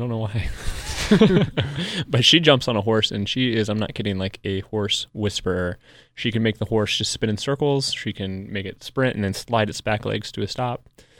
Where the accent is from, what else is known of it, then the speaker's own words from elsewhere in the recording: Johnson City, Tennessee, United States; moved away; Well, I grew up in Johnson City.